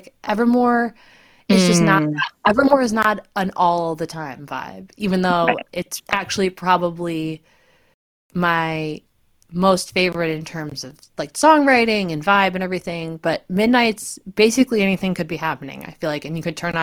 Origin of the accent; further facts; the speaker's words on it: New England, United States; I am from New England.